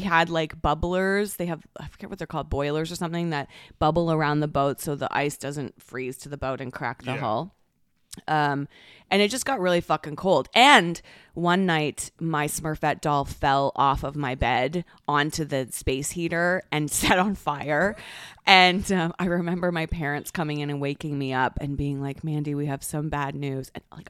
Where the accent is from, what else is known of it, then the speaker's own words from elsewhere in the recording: Toronto, Ontario, Canada; Yes. In the Toronto Harbor.